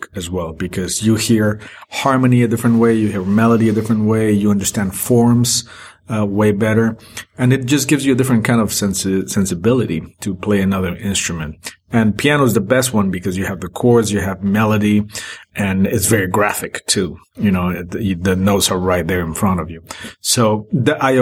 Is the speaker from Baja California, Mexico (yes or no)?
no; Mexico City, Mexico; moved away as an adult; also born or lived in Boston; all my formative years were in Mexico since I was born until I was 21